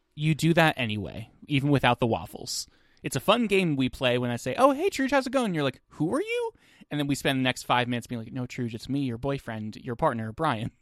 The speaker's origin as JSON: {"language": "English", "region": "New Jersey", "country": "United States", "tie": "born or raised there", "said": "growing up in New Jersey"}